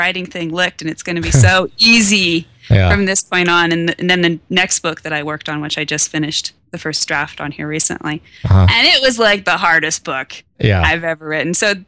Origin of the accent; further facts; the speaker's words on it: Western Nebraska, United States; It was set here in my hometown